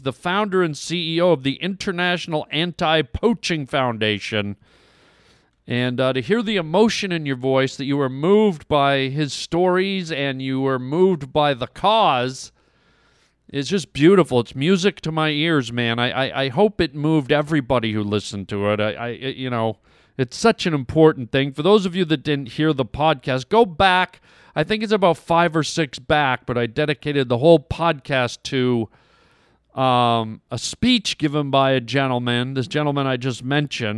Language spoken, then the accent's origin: English; Canada; I was born and raised in Canada.